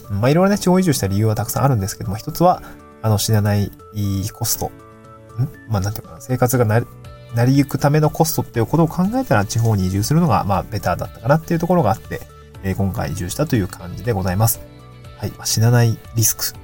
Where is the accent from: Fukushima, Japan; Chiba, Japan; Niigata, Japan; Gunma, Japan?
Niigata, Japan; moved away as an adult; also born or lived in Aomori / Tokyo; now in Awaji Island, Japan; もともと僕も地方出身だったし、まあ新潟で18年住んで、青森に4年住んでとっていうところで、まあ、かなり地方寄りの出身の人だったんで、